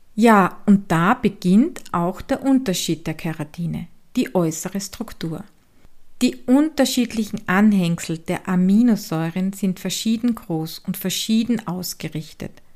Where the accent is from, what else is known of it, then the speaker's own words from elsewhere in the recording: Styria, Austria; accent: Styrian dialect; den steirischen Dialekt aus meiner Heimat